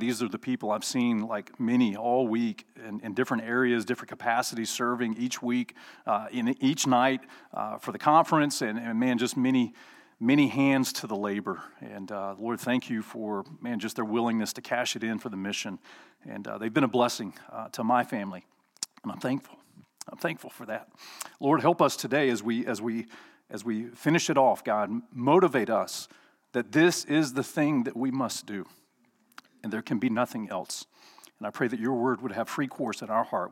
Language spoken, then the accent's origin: English; Alabama, United States; I'm from Alabama